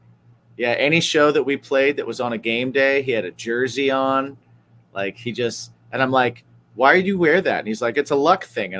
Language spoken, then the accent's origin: English; Cleveland, Ohio, United States; born there; As I was growing, I was born in Cleveland.